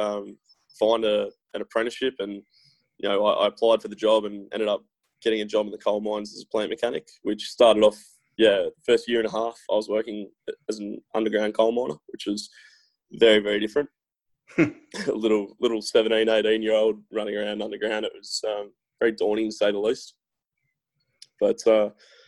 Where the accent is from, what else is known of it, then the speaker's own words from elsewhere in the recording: Newcastle, New South Wales, Australia; I'm from Newcastle in Australia, which is famous for its beaches and hot weather